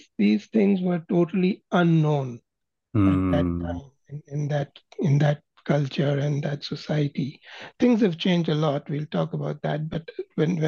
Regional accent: Pakistan; moved away as an adult; also born or lived in Scotland / Saudi Arabia; now in Canada; I was raised in Pakistan

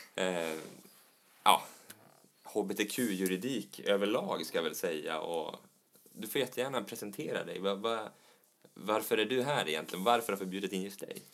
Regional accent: Norrland, Sweden; Jag är ju från Norrland

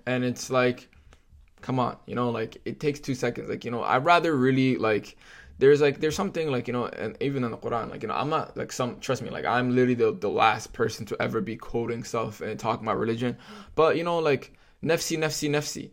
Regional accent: Toronto, Ontario, Canada; I grew up in Scarborough and grew up with the communities around me

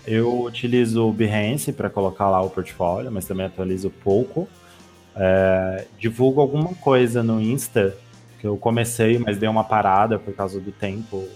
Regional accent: São Paulo, Brazil; eu sou de São Paulo

